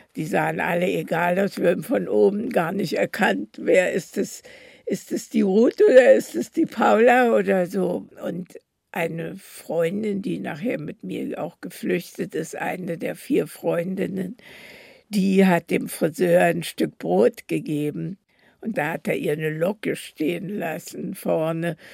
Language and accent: German; Berlin, Germany; so sind wir also in Berlin, wo ich geboren bin, geblieben